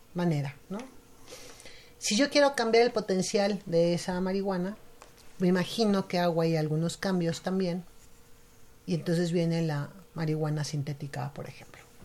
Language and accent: Spanish; Mexico; nuestra cultura como mexicanos